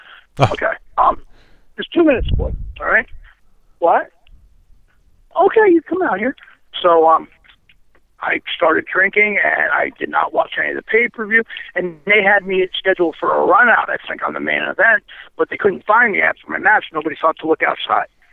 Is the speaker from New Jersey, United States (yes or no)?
yes; Toms River, New Jersey, United States; Tom's River, which is my hometown